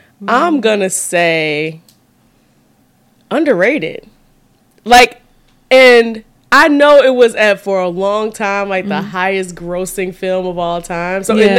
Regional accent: Chicago, Illinois, United States; We are from Chicago.

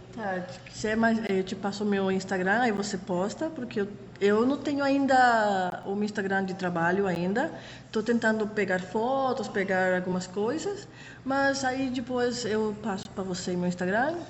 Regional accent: Panama City, Panama; accent: Panamanian; first language Spanish; Portuguese is a second language; moved away as an adult; now in São Paulo, Brazil; eu nasci na cidade do Panamá mesmo, mas eu moro na região de Panamá Oeste

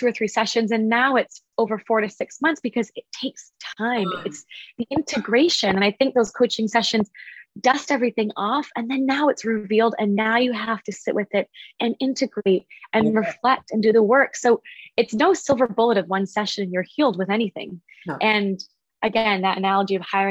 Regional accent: Vancouver, British Columbia, Canada; I'm from Vancouver. I'm from Canada.

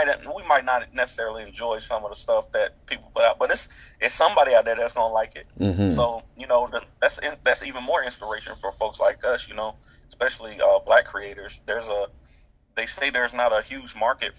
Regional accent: Durham, North Carolina, United States; also born or lived in Montgomery County, North Carolina; Born and raised in Durham, North Carolina

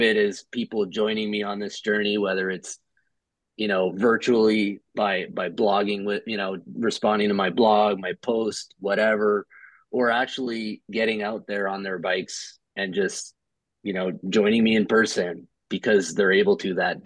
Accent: Ottawa, Ontario, Canada; also born or lived in Montreal, Canada / Edmonton, Canada; now in Toronto, Canada; born and raised in Ottawa, grew up in Montreal, half of my youth

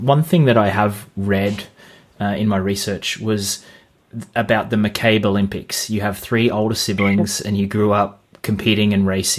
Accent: Australia; We did similar things when we were kids as well, growing up in Australia.

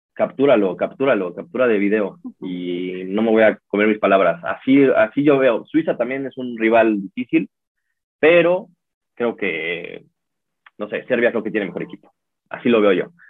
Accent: Mexico; nosotros como mexicanos

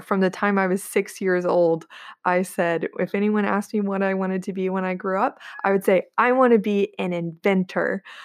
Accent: Corpus Christi, Texas, United States; now in Austin, United States; I was born and raised in Corpus Christi, Texas, where I'm at right now, um, to be sure, I live in Austin, I'm just visiting, um, but I grew up here

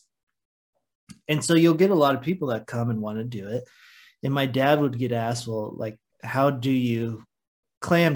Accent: United States; we are American

